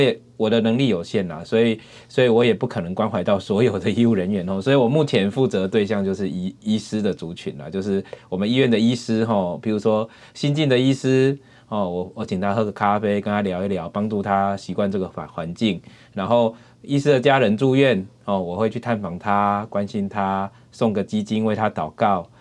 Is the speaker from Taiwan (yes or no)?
yes; Yunlin County, Taiwan; moved away as an adult; also born or lived in Taipei; now in Chiayi, Taiwan; 我是云林人